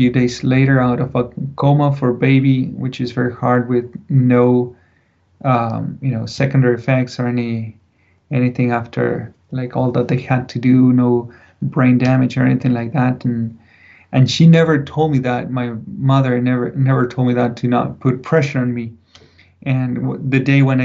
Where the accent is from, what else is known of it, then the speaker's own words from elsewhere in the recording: Buenos Aires, Argentina; moved away; I grew up in Buenos Aires, big city, 6 million people just in the city.